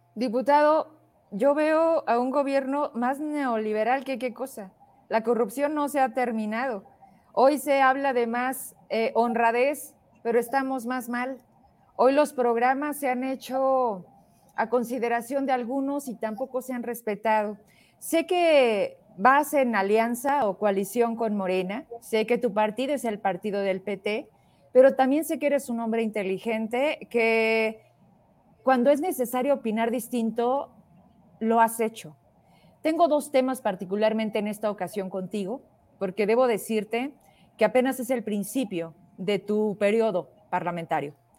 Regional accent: Zacatecas, Mexico; soy una zacatecana

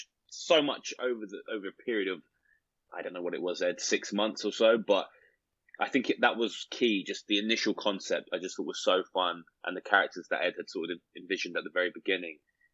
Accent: United Kingdom; We're British

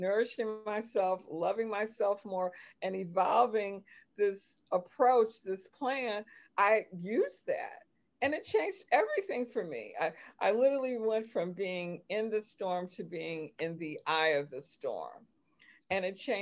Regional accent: Highland Park, Michigan, United States; And I grew up in Detroit, Michigan, actually Highland Park, Michigan

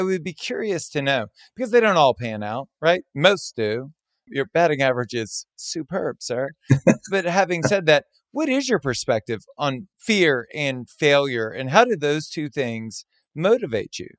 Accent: Southern Louisiana, United States; I was born and raised in Southern Louisiana

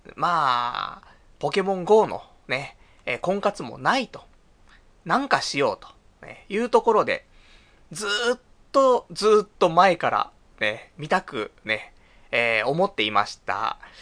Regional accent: Saitama, Japan; now in Tokyo, Japan; 地元が埼玉だからね

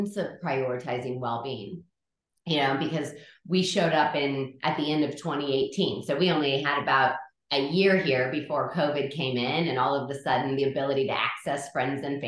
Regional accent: California, United States; moved away as an adult; now in Adelaide, Australia; I'm from California, and that is where I did my schooling

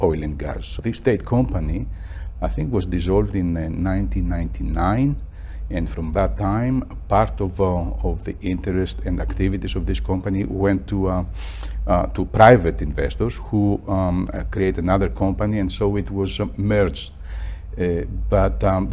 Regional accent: Athens, Attica, Greece; I was born in Athens

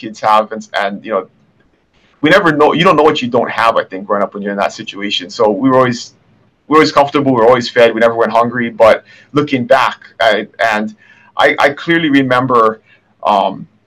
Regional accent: Kona, Hawaii, United States; I was born and raised here in Kona

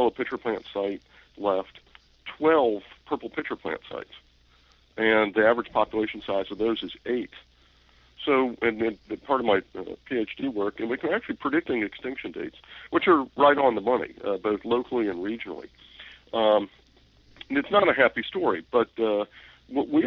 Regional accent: Northern Virginia, United States; I grew up in Northern Virginia

